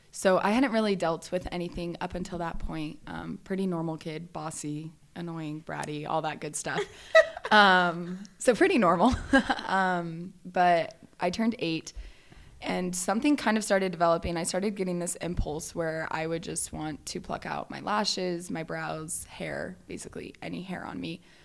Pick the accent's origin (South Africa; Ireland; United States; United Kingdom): United States; Valencia, California; I grew up in Southern California, um, just like northern Los Angeles area. So it's called Valencia